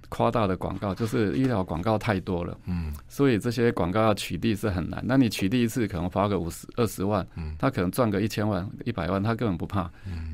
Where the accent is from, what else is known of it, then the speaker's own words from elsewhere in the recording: Taiwan; 我们台湾话